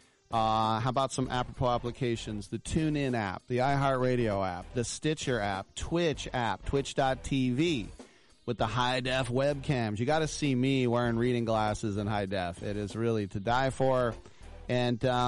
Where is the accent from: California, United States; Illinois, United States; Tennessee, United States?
California, United States; East Bay; a huge punk fan growing up in the East Bay